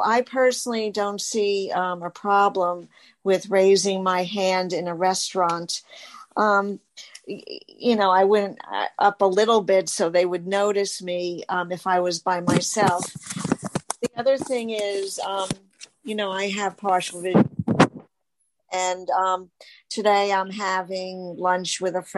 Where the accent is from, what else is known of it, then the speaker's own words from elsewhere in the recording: New York, United States; I'm from New York